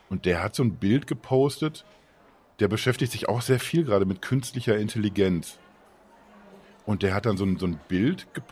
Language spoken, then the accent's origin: German; France; moved away; Ich bin Franzose